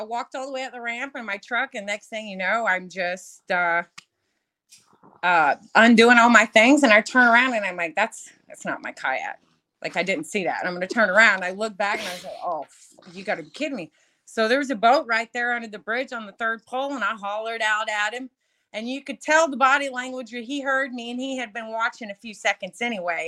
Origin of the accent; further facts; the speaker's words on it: Channelview, Texas, United States; I'm actually from Channelview, Baytown area